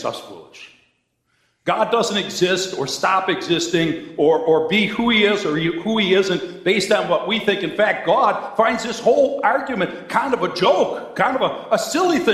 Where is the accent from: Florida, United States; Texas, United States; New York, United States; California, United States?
New York, United States; Cheektowaga; I'm a kid from Cheektowaga